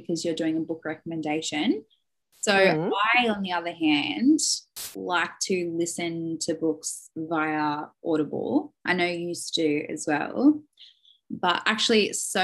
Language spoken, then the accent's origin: English; Sydney, New South Wales, Australia; now in Mosman, Australia; I come from the Shire. The Shire is so bushy, snakes, this, that.